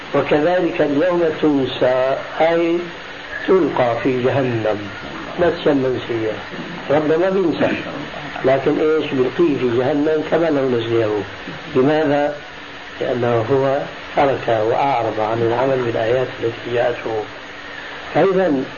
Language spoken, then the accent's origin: Arabic; Syria; عندنا في سوريا